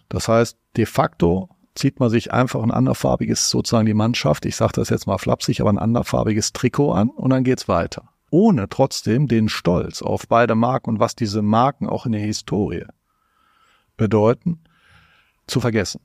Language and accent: German; North Rhine-Westphalia, Germany; komme ich aus Nordrhein-Westfalen